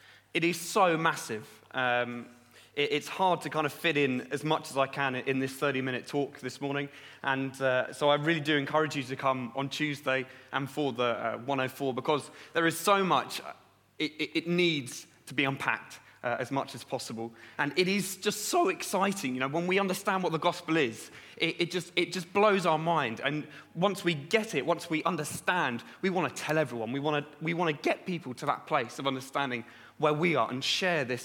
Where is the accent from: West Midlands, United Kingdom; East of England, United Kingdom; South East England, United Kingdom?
South East England, United Kingdom; Brighton; moved away; I'm from Brighton originally, down south in Brighton.